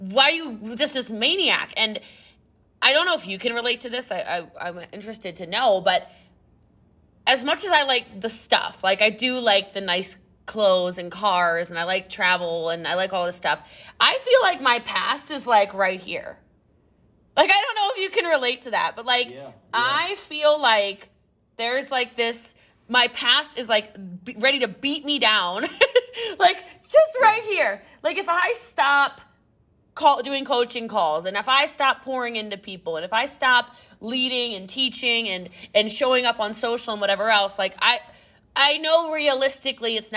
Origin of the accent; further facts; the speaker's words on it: Middletown, Maryland, United States; moved away; I'm from Maryland originally. So I'm from Frederick County. I'm from Middletown